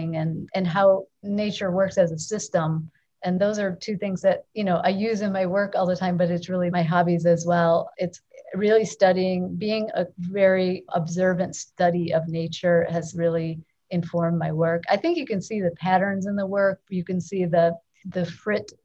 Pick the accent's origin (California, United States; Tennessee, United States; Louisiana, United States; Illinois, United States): Illinois, United States; Chicago; it's my hometown